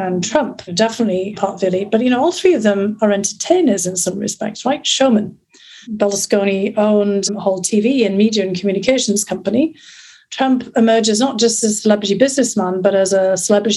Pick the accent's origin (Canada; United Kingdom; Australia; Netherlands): United Kingdom; north of England; born or raised there; accent: northern; moved away as an adult; also born or lived in St Andrews, Scotland; now in United States